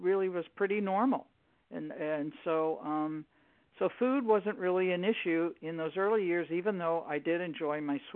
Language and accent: English; Maryland, United States; also born or lived in New York; I was born in New York and raised in Maryland